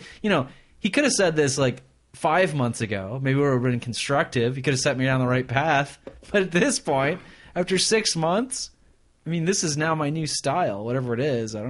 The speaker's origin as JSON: {"language": "English", "region": "Michigan", "country": "United States", "said": "I'm still going to keep listening, because I don't change my ways, because I'm from Michigan, but I'm going to complain a lot."}